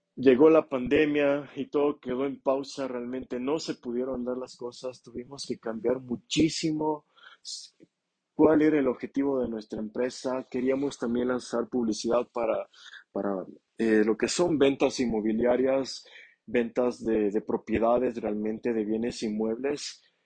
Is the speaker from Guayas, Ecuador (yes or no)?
no; Ambato, Tungurahua, Ecuador; moved away as an adult; now in Quito, Ecuador; en la ciudad de Ambato, en mi ciudad natal